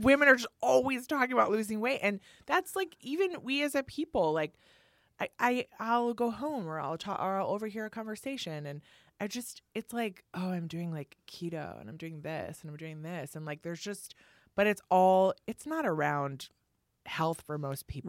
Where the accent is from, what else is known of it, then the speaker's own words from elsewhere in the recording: Milwaukee, Wisconsin, United States; now in New York, United States; I'm from Milwaukee